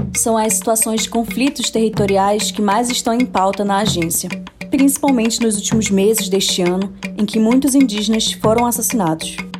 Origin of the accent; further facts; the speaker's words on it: Manaus, Amazonas, Brazil; Eu, que sou aqui de Manaus